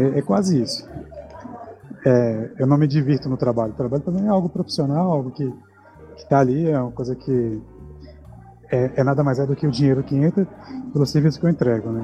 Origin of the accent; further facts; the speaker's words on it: Minas Gerais, Brazil; now in Brasília, Brazil; Sou mineiro, na verdade, nasci em Minas, não, não sou brasiliense, mas moro aqui há alguns anos.